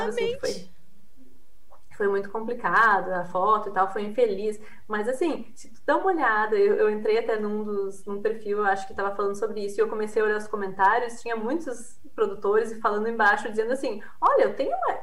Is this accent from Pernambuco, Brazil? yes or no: no; Rio Grande do Sul, Brazil; accent: gaúcho (Rio Grande do Sul); also born or lived in Queensland, Australia; Eu tô no Rio Grande do Sul, né? Deve ter notado pelo, pelo meu sotaque.